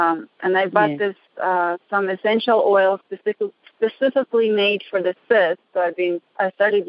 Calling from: Reno, Nevada, United States; I'm calling from Reno.

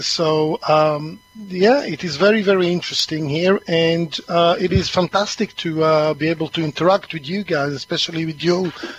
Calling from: East of England, United Kingdom; I'm calling from Essex today, dark and cloudy Essex.

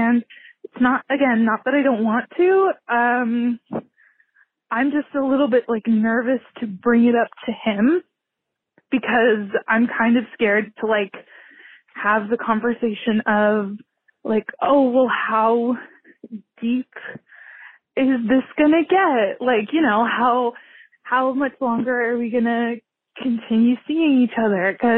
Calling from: California, United States; I'm calling from California.

